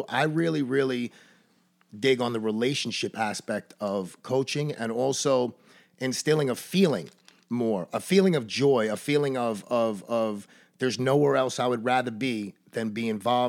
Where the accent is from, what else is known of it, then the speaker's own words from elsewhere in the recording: Brooklyn, New York, United States; I was born in Coney Island in Brooklyn, New York, in 1977.